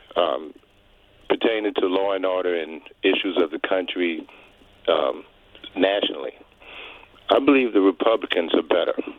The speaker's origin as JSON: {"language": "English", "town": "New York City", "region": "New York", "country": "United States", "said": "As a New Yorker that lived in New York from a mayor cotch through, uh, Mayor Bloomberg"}